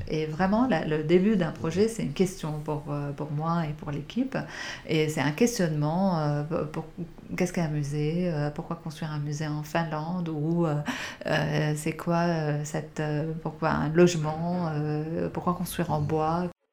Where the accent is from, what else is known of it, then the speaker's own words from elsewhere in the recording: Beirut, Beirut Governorate, Lebanon; j'ai grandi à Beyrouth